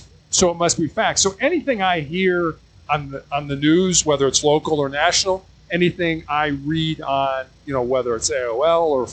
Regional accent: Chicago, Illinois, United States; I was born and raised in Chicago, Illinois, so a very, very large city in the U.S.

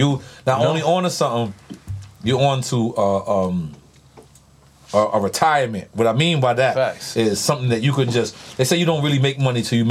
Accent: New York City, New York, United States; I'm from New York City.

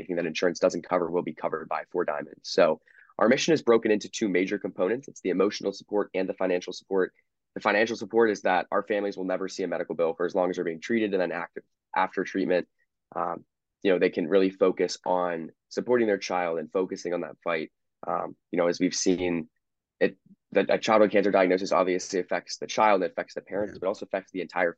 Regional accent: Downingtown, Pennsylvania, United States; I'm from Downingtown, and we do have a dance marathon at another high school in our district

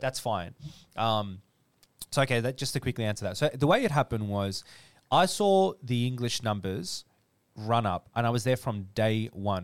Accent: Dandenong, Victoria, Australia; I am a kid from Dandenong

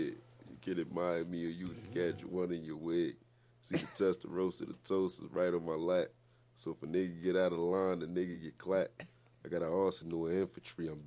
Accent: New York City, New York, United States; First and foremost, like I'm from Courtlandt Ave. Like I'm from the Bronx, New York.

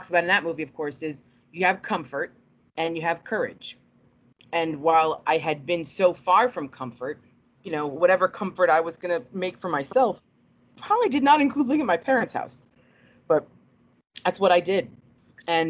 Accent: Cleveland, Ohio, United States; also born or lived in New York / Akron, Ohio; I was born in New York, moved to Cleveland when I was very little. My brother was born there, and then in '96, my parents moved from Cleveland to Akron, almost Akron.

